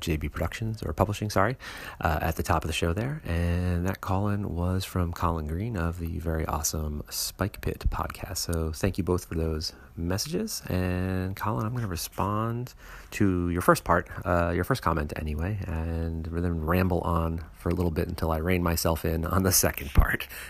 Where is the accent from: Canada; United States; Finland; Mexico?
United States; New York City, New York; I grew up in New York City